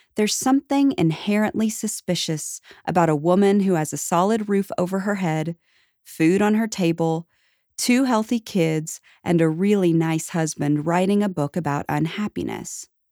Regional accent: the Bible Belt, United States; I was born in the Bible Belt, raised in a middle-class family of four

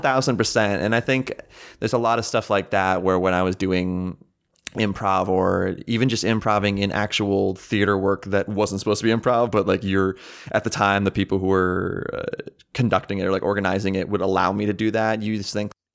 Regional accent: Townville, United States; my hometown was literally called Townville

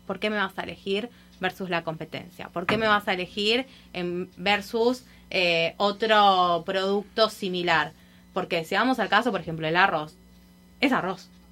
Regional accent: Buenos Aires, Argentina; accent: Argentine; moved away as an adult; now in Miami, United States; acá estoy hace un año en Miami, me mudé de Argentina para acá.

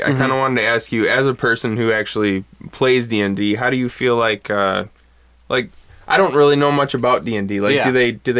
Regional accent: Bad Axe, Michigan, United States; I grew up in Bad Axe, where it was, you either played football and more than likely lived on a farm, or you skated and played

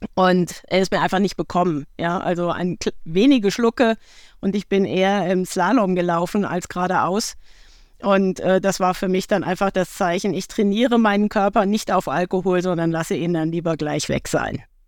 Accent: Marburg, Hesse, Germany; in meiner Heimatstadt ist die Blindenstudienanstalt. Das heißt, ich habe sehr viele Menschen ähm, mit fehlendem Sehvermögen hier in meiner Kindheit auch erlebt.

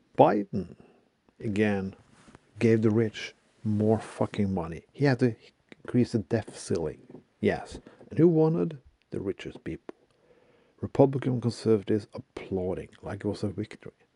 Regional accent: Bergen, Vestland, Norway; my hometown of Bergen

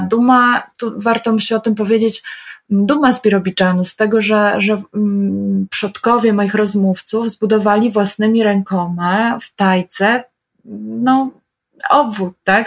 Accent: Poland; ja jestem z Polski

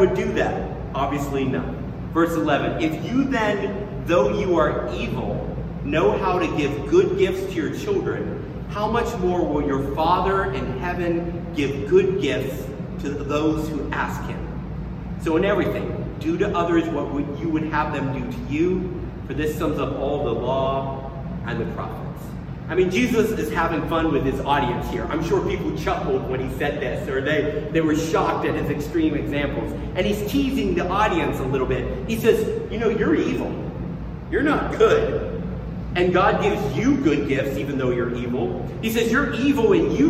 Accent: Tennessee, United States; I grew up around people in the South, in Tennessee, who would say grace before they ate.

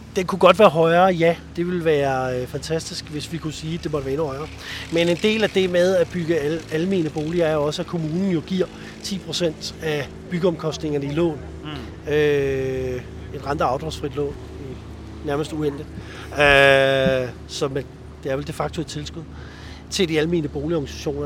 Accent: Copenhagen, Capital Region of Denmark, Denmark; det bekymrer mig som københavner

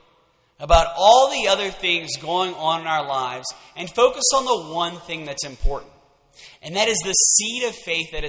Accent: Lafayette, Louisiana, United States; I am from Lafayette, born and raised.

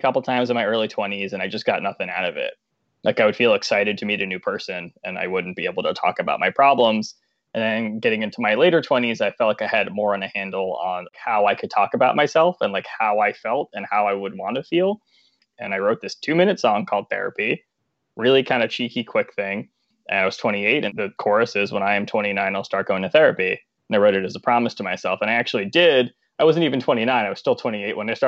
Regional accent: Long Island, New York, United States; I'm from Long Island

